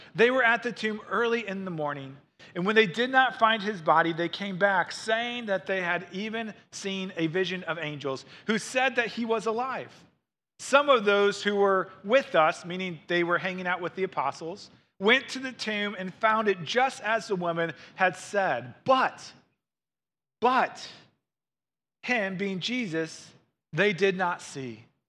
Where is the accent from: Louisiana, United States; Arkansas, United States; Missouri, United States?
Missouri, United States; St. Louis; moved away; I grew up in Saint Louis, Missouri, and my mom still lives there.